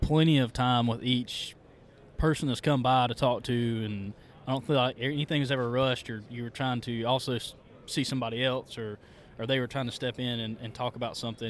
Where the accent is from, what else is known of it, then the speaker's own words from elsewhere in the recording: South Carolina, United States; moved away; I grew up in South Carolina, about halfway from Greenville, South Carolina, to Asheville, North Carolina